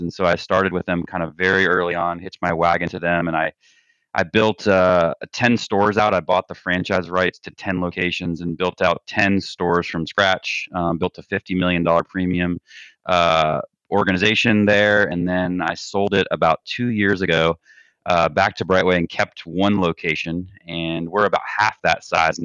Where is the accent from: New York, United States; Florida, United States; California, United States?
Florida, United States; South; Grew up in South Florida.